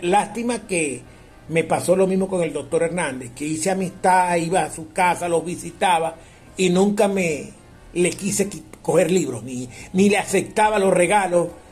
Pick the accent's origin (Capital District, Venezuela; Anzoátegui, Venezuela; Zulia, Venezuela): Zulia, Venezuela; La Guajira; yo soy hijo guajiro de la Castepiayú